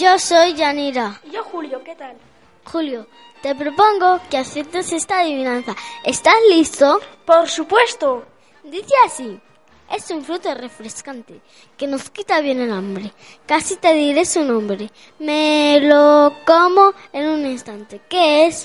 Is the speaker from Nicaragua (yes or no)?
no; Valladolid, Castile and León, Spain; also born or lived in Senegal; soy de Senegal, aunque desde que tenía un año vivo en Valladolid